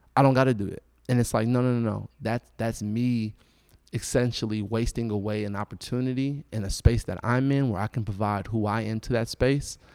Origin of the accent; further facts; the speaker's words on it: United States; as an American, as a Black person